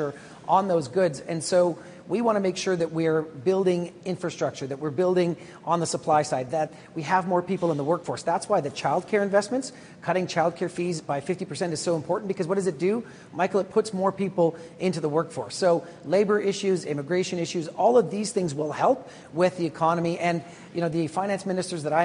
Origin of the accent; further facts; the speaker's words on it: Morinville, Alberta, Canada; I come from Alberta. I come from a working class family. I grew up in Morinville, Alberta.